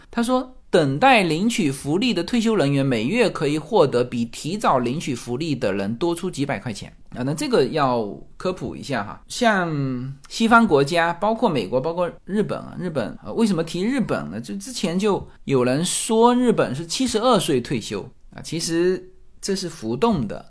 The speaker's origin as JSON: {"language": "Chinese", "country": "China", "moved": "yes", "lives_now": "United States", "said": "我们中国人"}